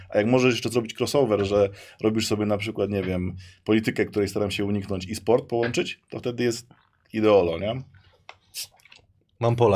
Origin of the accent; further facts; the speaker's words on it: Wrocław, Lower Silesian Voivodeship, Poland; Śląsk najbardziej, bo jestem